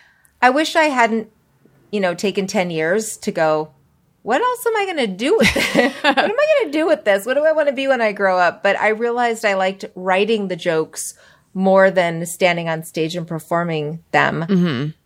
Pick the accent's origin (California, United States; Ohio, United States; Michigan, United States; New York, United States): New York, United States; born there; also born or lived in Spokane / Springfield; now in Los Angeles, United States; I was born in New York.